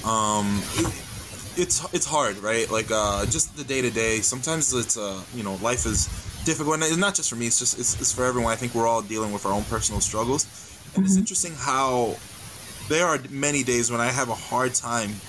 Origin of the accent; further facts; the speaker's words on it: New York City, New York, United States; moved away; I grew up in the Bronx, New York City.